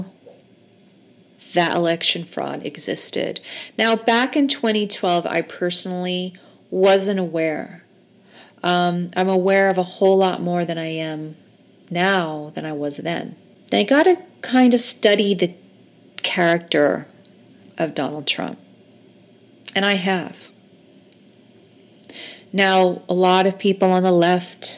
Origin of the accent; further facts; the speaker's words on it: United States; I'm just an American woman